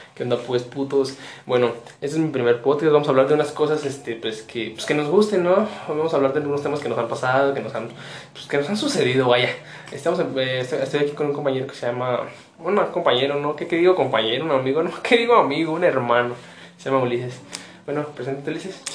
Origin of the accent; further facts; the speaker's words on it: Pénjamo, Guanajuato, Mexico; somos de, somos de una de Guanajuato, de una entidad de Guanajuato que se llama Penjum Este